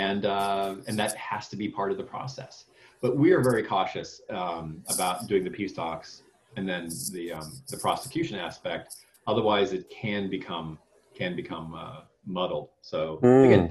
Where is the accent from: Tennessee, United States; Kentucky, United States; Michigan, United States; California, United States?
California, United States; Cupertino; now in Arlington, Virginia, United States; And I grew up in Silicon Valley. I grew up in Cupertino.